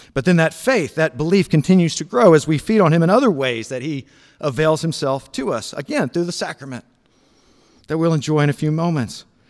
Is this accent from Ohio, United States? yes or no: no; Memphis, Tennessee, United States; Memphis, Tennessee, where I grew up